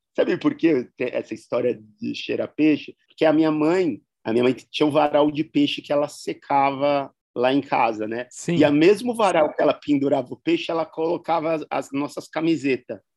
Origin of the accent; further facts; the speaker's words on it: north coast of São Paulo, Brazil; Eu sou caiçara do litoral norte de São Paulo